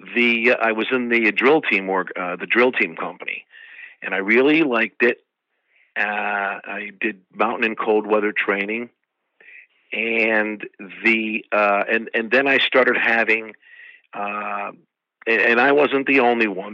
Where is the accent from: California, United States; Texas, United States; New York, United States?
New York, United States; Troy; moved away as an adult; also born or lived in Watervliet, New York / Boston, Massachusetts; I was uh, born and raised in Troy, New York